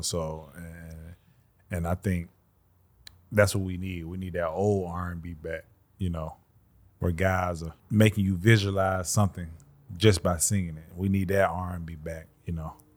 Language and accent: English; Birmingham, Alabama, United States; I'm from the South. I'm from Alabama, Birmingham, Alabama